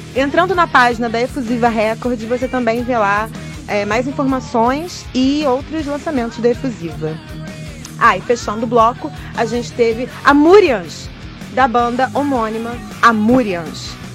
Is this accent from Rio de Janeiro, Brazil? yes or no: yes; Duque de Caxias, Rio de Janeiro, Brazil; Eu sou de Duque de Caxias.